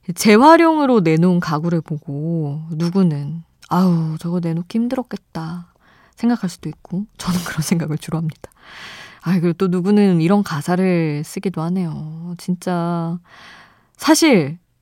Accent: Seoul, South Korea; moved away; also born or lived in Daejeon; 저는 아예 태어난 곳도 서울이고 대전에서 오래 살았는데 사투리랑은 좀 거리가 멀어서

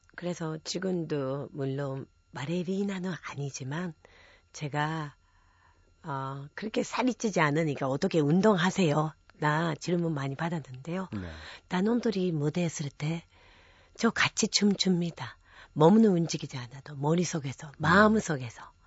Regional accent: Japan; Korean is a second language; moved away as an adult; now in South Korea; 제가 일본에서 태어나서 어, 대학교까지 학창 시절을 일본에서 보냈죠

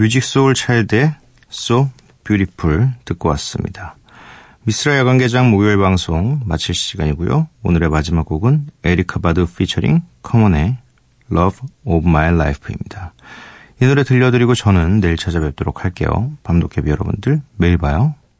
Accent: Seoul, South Korea; also born or lived in Geumdang-do (Geogeumdo), Goheung, South Jeolla; 거기가 이제 제 고향 뭐 그렇다고 제가 거기서 뭐 흙 먹고 막 자라고 이러진 않았습니다. 전 태어나서 태어나서 뭐 이렇게 아무것도 모를 때 올라왔어요 서울로 거의 거의 대부분 서울 사람인데

